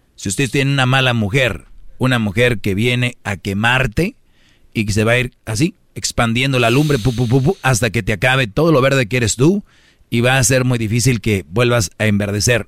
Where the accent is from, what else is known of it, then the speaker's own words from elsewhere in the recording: Mexico; la mayoría somos mexicanos